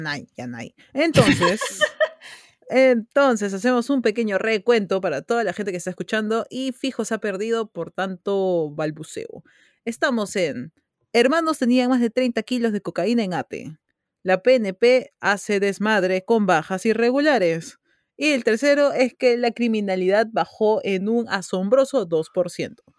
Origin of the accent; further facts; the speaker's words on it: Peru; Somos peruanos